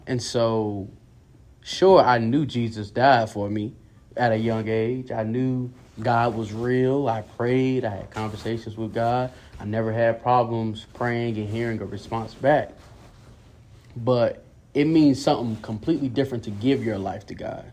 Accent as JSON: {"language": "English", "town": "Durham", "region": "North Carolina", "country": "United States", "tie": "born or raised there", "said": "born in Durham, North Carolina."}